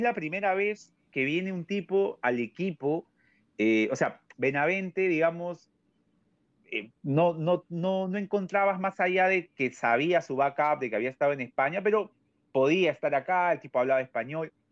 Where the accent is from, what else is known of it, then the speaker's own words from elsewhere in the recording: Peru; como peruano